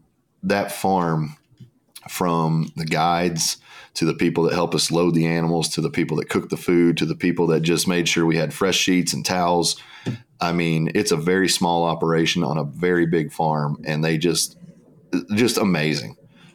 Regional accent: United States; I was one of the only white Americans on the plane.

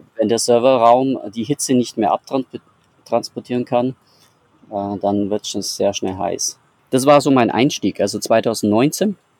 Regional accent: Bavaria, Germany; ich komme aus Bayern

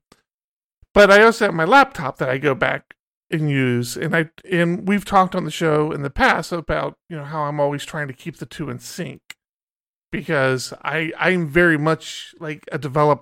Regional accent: Maryland, United States; moved away; I'm originally from Maryland, hence why I'm an Orioles fan.

